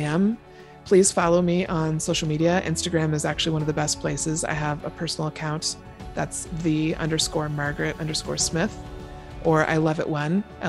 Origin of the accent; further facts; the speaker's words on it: Seattle, Washington, United States; now in Everett, United States; I am from Seattle, Washington, born and raised. I now live in Everett, Washington, just north of Seattle